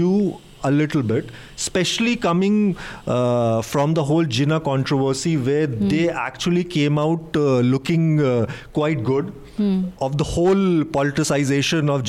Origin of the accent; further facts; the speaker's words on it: Allahabad, Uttar Pradesh, India; I come from Allahabad. So in Allahabad, in the old area of the city, we used to have our Hindu friends also